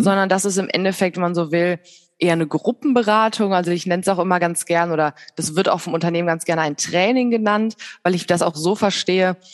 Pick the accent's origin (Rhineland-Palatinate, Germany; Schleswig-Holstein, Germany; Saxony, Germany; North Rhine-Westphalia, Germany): North Rhine-Westphalia, Germany; Bergisches Land; now in Hilden, Germany; Ich komme aus dem Bergischen Land und äh, wohne aber jetzt in Hilden in der Nähe von Düsseldorf